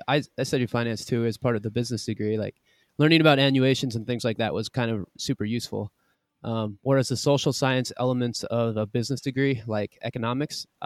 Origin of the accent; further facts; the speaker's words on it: Reno, Nevada, United States; moved away as an adult; I'm originally from Reno, Nevada.